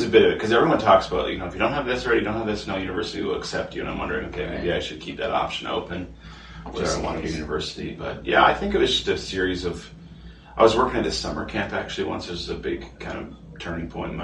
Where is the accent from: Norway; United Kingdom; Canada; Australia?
Canada; Victoria, British Columbia; moved away as an adult; also born or lived in Duncan, British Columbia / Lower Mainland, British Columbia; I grew up in Victoria on the island till about junior high, then moved up to the up island to a town called Duncan, and Cowichan Valley area.